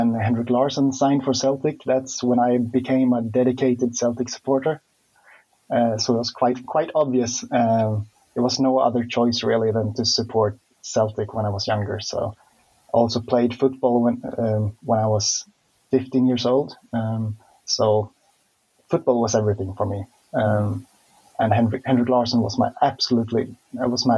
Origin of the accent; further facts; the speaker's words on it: Gothenburg, Västra Götaland, Sweden; I was born and raised in Gothenburg